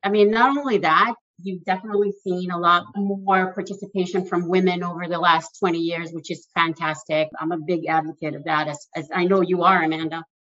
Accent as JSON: {"language": "English", "country": "Mexico", "moved": "yes", "lives_now": "New York, United States", "said": "I moved about 20 years ago from Mexico to New York. And I was determined that I was going to stay in New York."}